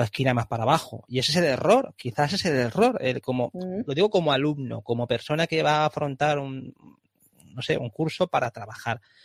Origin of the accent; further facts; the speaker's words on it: Valencia, Valencian Community, Spain; a mí me encanta vivir en Valencia, yo soy valenciano